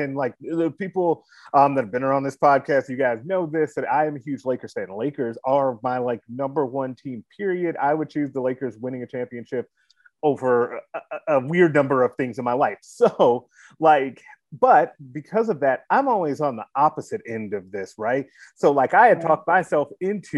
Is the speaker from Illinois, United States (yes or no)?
yes; Chicago, Illinois, United States; moved away; I'm originally from Chicago.